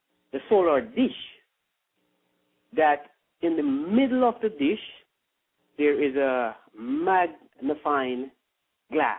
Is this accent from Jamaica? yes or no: yes; Ocho Rios, Saint Ann, Jamaica; now in United States; I was born in St. Anne, Ocherius, Jamaica.